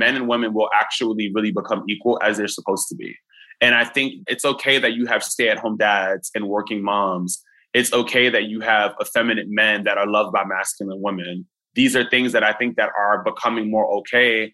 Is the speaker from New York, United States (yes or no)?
yes; New York City, New York, United States; moved away; also born or lived in Catskills, New York; I was raised in the Bronx, but then I ended up like moving upstate with my mom and the rest of my family